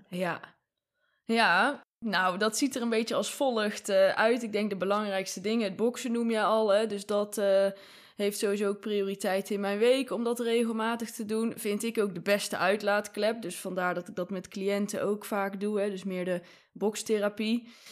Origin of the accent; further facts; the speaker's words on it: Rucphen, North Brabant, Netherlands; also born or lived in Breda; in mijn ouderlijk huis, dus waar ik geboren ben